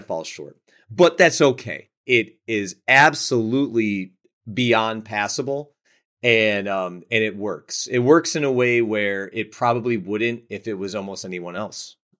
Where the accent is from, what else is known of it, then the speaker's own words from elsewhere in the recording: Buffalo, New York, United States; growing up in Buffalo